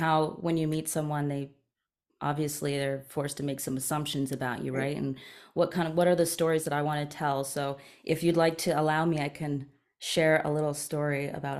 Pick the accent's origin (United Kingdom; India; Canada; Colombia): Canada; East Coast; also born or lived in Toronto / Maryland; I grew up between the East Coast of Canada and the East Coast of the United States. So I was born in Canada, moved around a lot between the East Coast and Toronto